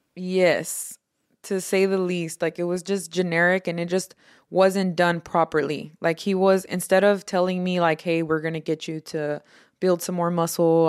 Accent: Houston, Texas, United States; also born or lived in Harlingen, Texas; I was born and raised in Houston, Texas. Um, part of my life, I also lived in the valley, um, around Harlingen, Texas.

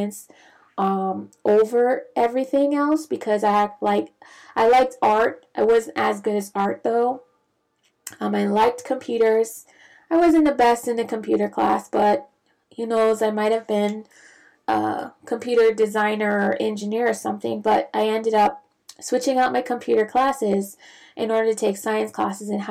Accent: Bahamas; moved away as an adult; also born or lived in Grenada / Santo Domingo, Dominican Republic; now in United States; I'm not originally from the United States, so I'm from the Caribbean, originally from the Bahamas

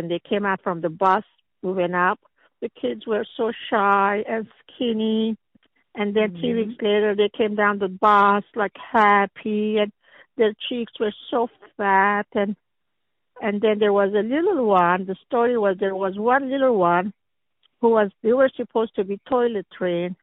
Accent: Lebanon; English is a second language; moved away as an adult; also born or lived in Philadelphia; Social work in Lebanon

